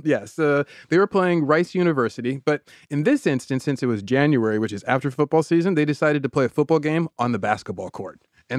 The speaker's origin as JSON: {"language": "English", "town": "Davis", "region": "California", "country": "United States", "tie": "born or raised there", "said": "I grew up in Davis. It was my hometown. So we rooted for UCD."}